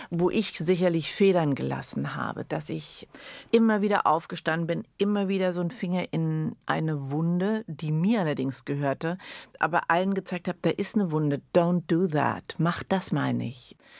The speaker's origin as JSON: {"language": "German", "region": "Berlin", "country": "Germany", "tie": "born or raised there", "also_born_or_lived": "Addis Ababa, Ethiopia", "said": "ich bin total verwurzelt, ich bin absolute Berlinerin"}